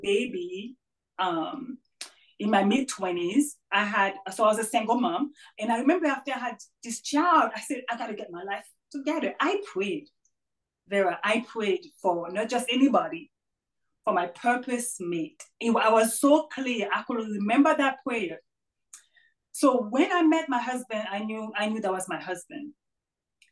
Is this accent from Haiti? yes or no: yes; Haiti; moved away; I was raised in Haiti, born and raised in Haiti, strong Catholic religious background.